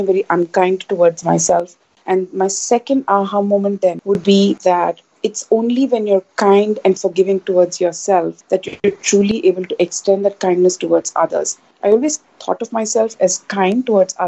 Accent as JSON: {"language": "English", "country": "India", "tie": "born or raised there", "also_born_or_lived": "New York, United States", "moved": "as an adult", "lives_now": "Asia", "said": "I'm born and raised in India. As most Indian kids do, I graduated from college and went off to United States to finish my education"}